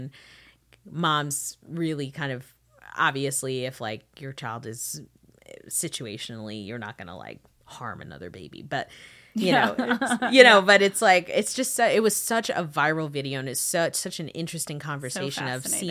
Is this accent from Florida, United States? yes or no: yes; Florida, United States; growing up in Florida, there was a season where there was a strange time